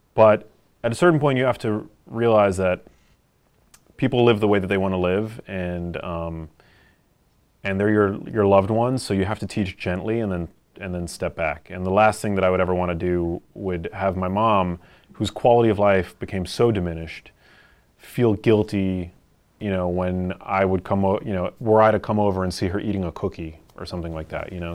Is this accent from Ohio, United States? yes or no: no; New York City, New York, United States; I grew up here in New York City